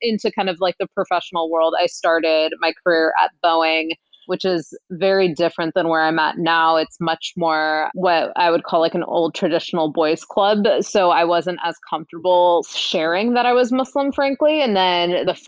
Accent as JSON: {"language": "English", "town": "Seattle", "region": "Washington", "country": "United States", "tie": "born or raised there", "moved": "as an adult", "lives_now": "Bay Area, United States", "said": "Born and raised in Seattle, Washington, and recently moved to the Bay Area about like 2.5 years ago"}